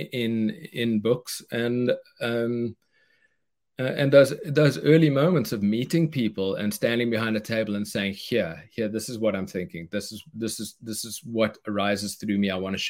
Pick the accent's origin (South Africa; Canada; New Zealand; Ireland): South Africa; moved away as an adult; now in United States; I knew I was moving from South Africa to America. I'm the guy who won the green card in the green card lottery